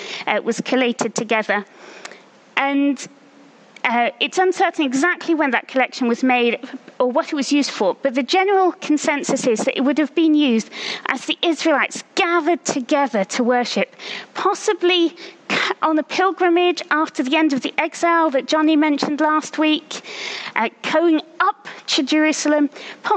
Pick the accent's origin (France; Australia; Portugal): France; now in Oxford, United Kingdom; I grew up in France, and I speak fluent French